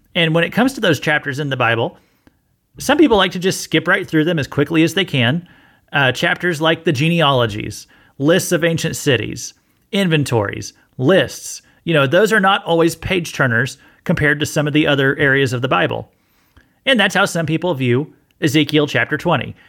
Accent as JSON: {"language": "English", "region": "Missouri", "country": "United States", "said": "I'm from Missouri"}